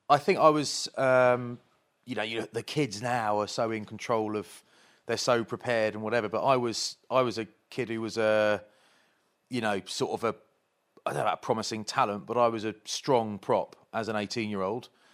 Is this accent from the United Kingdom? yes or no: yes; Kent, South East England, United Kingdom; moved away as an adult; also born or lived in Bath; I'm from Kent